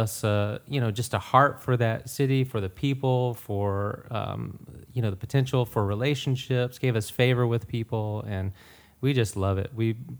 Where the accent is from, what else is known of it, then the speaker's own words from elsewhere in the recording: Atlanta, Georgia, United States; pretty much born and raised in the Atlanta area. I've been here, in Sonoy, Tyrone, Noonan, all of that area, for I guess about 10 years now. We currently live in Sonoy.